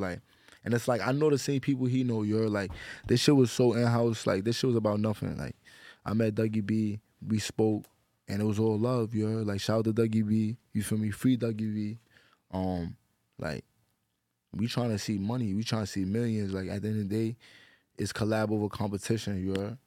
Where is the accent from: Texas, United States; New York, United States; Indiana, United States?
New York, United States; New York City; I'm from the Bronx.